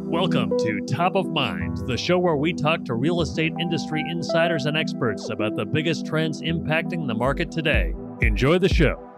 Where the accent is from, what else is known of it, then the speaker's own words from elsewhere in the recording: San Diego, California, United States; now in Orange County, United States; I grew up in San Diego, but I've lived in Orange County for a long time.